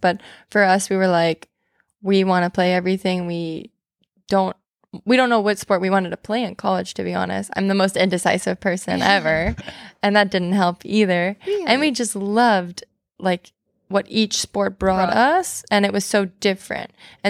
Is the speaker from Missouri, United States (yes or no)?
no; New Jersey, United States; moved away as an adult; also born or lived in New Orleans; we're from New Jersey, and we grew up in a small town, like, right outside New York City